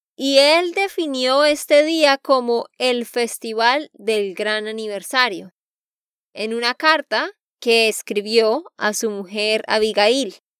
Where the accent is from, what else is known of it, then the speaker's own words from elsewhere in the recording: Santander, Colombia; de Santander, Colombia